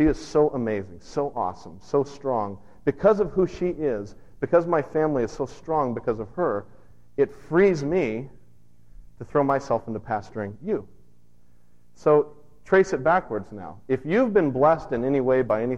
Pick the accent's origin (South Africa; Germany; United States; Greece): United States; I'm an American too